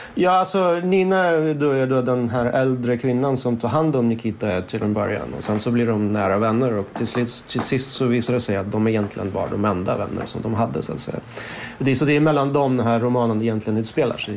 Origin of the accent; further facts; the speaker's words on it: Stockholm, Stockholm County, Sweden; Swedish is a second language; moved away as an adult; also born or lived in Moscow, Russia / Berlin, Germany / Portugal; now in Paris, France; Jag växte upp i Stockholm men sen så har jag bott på lite olika ställen i Europa, i Berlin och Portugal och sådär